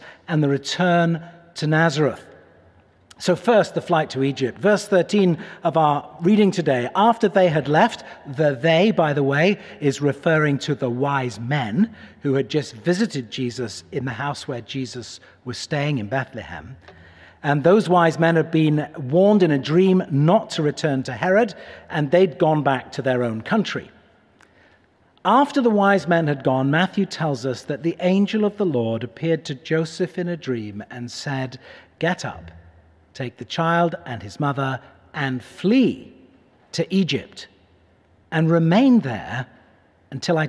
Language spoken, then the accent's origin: English; Cheshire, North West England, United Kingdom; moved away as an adult; also born or lived in Manchester; now in Pittsburgh, United States; Cheshire, the county where I grew up